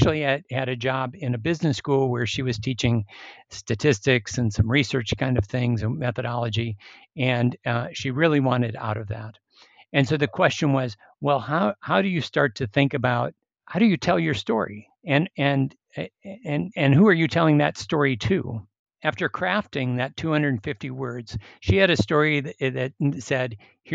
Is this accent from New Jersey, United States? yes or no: no; Minnesota, United States; I grew up in Minnesota